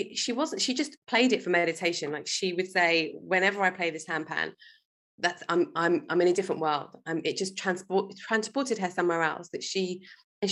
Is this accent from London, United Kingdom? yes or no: yes; London, United Kingdom; I was born in London. I grew up in England.